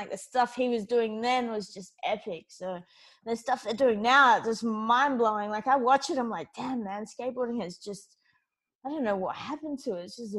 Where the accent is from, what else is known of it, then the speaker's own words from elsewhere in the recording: Perth, Western Australia, Australia; also born or lived in United States; I'm from Perth, Western Australia